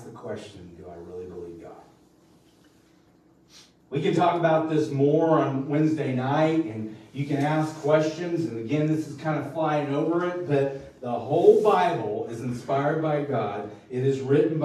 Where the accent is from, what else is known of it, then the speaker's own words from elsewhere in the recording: Missouri, United States; we're Rubes from Missouri